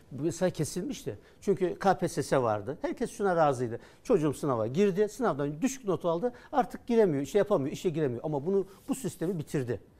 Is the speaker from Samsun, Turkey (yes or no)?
no; Kütahya, Turkey; Ha benim memleketime gidecek.